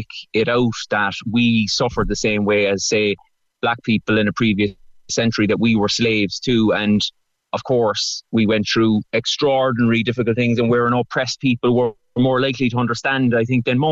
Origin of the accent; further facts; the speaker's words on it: Cork, Munster, Ireland; I'm from Cork